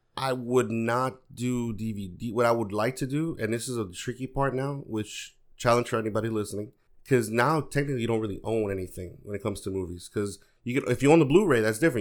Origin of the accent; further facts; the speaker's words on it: New York, United States; also born or lived in Dominican Republic; I grew up, I grew up in New York, but I spent a lot of my summers in the American Public